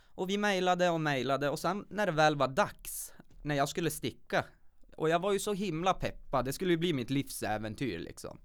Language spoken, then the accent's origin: Swedish; Kiruna, Norrbotten County, Sweden; född och uppvuxen här i Kiruna